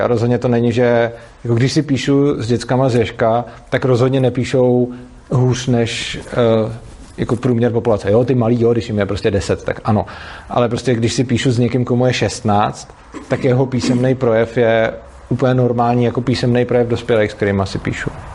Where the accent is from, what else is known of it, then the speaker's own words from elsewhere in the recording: Prague, Czechia; jsem z Prahy a ta škola je v Brně